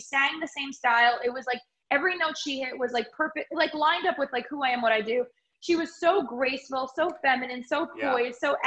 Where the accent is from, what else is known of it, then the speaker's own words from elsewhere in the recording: Long Island, New York, United States; also born or lived in Nashville; where I grew up on Long Island